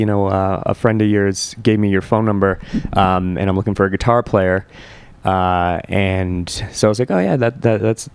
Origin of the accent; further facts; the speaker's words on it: Bridgeport, Connecticut, United States; I grew up in Bridgeport